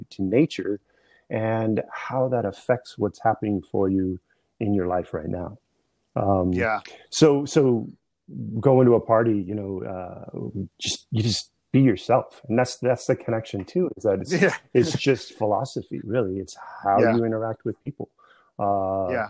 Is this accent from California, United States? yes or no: yes; San Diego, California, United States; now in East Coast, United States; My family's Irish, but I grew up in San Diego